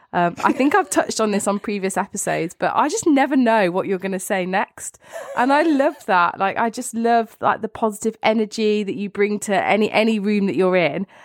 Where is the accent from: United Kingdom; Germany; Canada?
United Kingdom; both of us being British